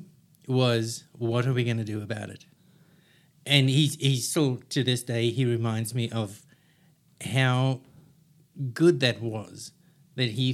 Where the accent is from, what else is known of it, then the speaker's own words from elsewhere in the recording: Cape Town, Western Cape, South Africa; moved away as an adult; now in Australia; I'm from South Africa, the beautiful part of South Africa, or Cape Town